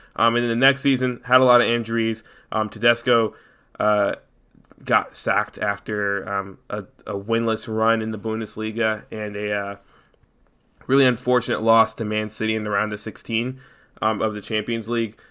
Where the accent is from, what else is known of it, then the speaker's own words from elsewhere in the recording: United States; we're American